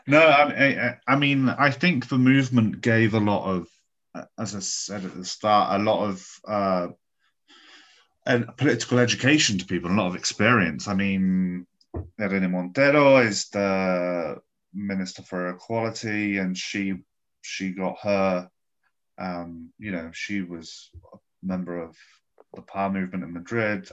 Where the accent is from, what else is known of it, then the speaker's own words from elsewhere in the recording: England, United Kingdom; moved away as an adult; now in Spain; as an English guy who grew up in a house